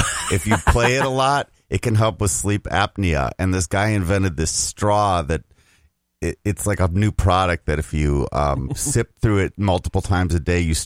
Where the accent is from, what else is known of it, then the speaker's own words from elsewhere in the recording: St. Louis Park, Minnesota, United States; I am from St. Louis Park, Minnesota, home of the Coen brothers and Al Franken and other people.